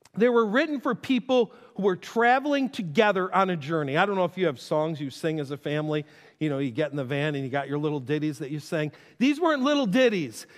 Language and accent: English; North Tonawanda, New York, United States; I grew up in Western New York. to get from my house in North Tonawanda to Niagara Falls